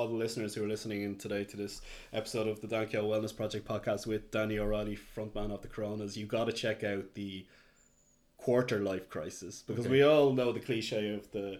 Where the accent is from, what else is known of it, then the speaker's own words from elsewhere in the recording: Dublin, Leinster, Ireland; also born or lived in Kildare; growing up in Dublin, and I was in Kildare in my later teens.